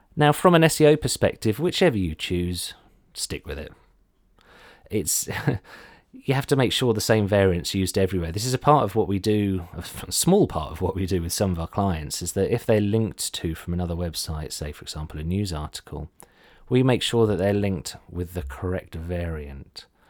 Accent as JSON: {"language": "English", "town": "Ipswich", "region": "East of England", "country": "United Kingdom", "said": "I'm from Ipswich"}